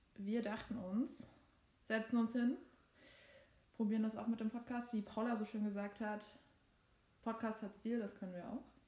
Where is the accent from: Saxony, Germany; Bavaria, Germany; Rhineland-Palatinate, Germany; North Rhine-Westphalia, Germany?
Saxony, Germany; born or raised there; accent: Saxon